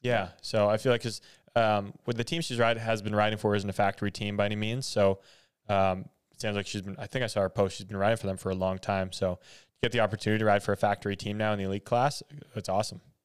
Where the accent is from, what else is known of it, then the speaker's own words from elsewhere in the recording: Canada; as a Canadian